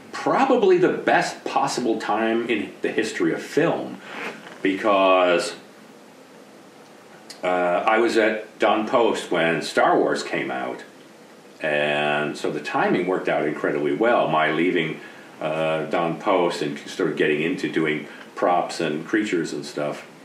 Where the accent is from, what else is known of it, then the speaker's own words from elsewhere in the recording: East Coast, United States; Uh, and I came from the East Coast uh, at the time, and so the whole West Coast experience for me was brand new.